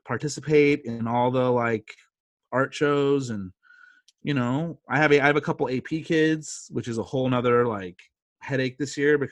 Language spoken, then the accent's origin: English; California, United States; I was born and bred in California, but my dad's from Chicago.